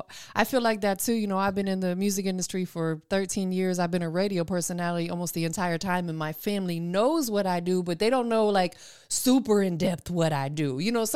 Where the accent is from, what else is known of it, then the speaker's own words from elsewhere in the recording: Florida, United States; now in Atlanta, United States; I'm from Florida. Like, growing up in Florida